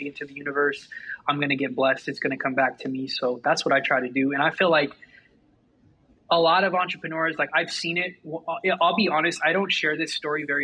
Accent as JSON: {"language": "English", "region": "Southern California", "country": "United States", "said": "I'm from Southern California"}